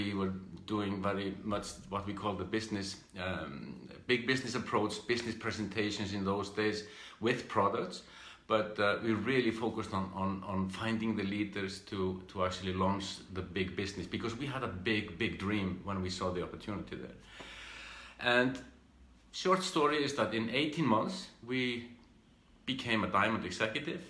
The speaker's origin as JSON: {"language": "English", "country": "Iceland", "tie": "born or raised there", "said": "I'm from Iceland. I grew up in this country here and did my education and the usual things"}